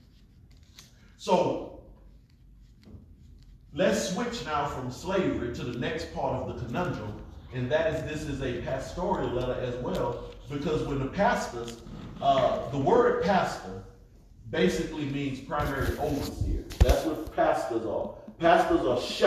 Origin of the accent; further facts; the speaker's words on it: United States; we was raised in America